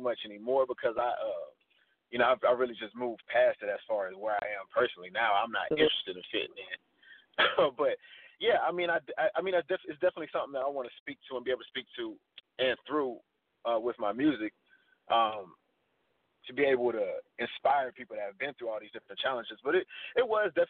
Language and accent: English; Missouri City, Texas, United States; I grew up in Mo City.